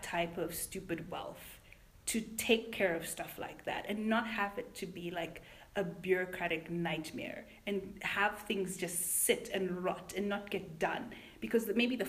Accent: Zimbabwe; I'm from Zimbabwe, by the way.

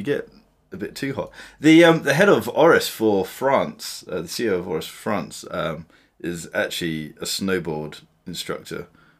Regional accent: Scotland, United Kingdom; I'm Scottish, like through and through. 100% Scottish.

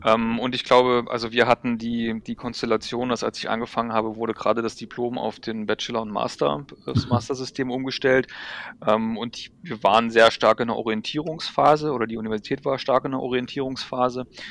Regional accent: Wittenberg, Saxony-Anhalt, Germany; now in Braunschweig, Germany; ich komme aus Lutherstadt Wittenberg

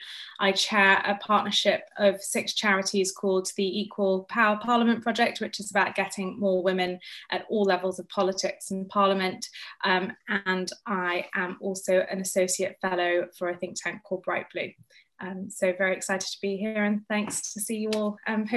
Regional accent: United Kingdom; I am a British Asian woman of Indian heritage

